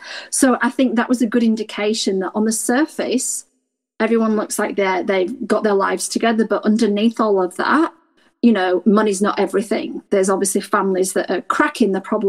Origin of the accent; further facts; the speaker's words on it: Yorkshire and the Humber, United Kingdom; now in Australia; I was raised in Yorkshire, in a mining town.